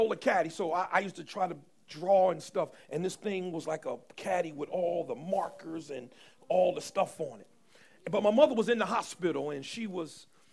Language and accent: English; Paterson, New Jersey, United States; I grew up in Paterson, New Jersey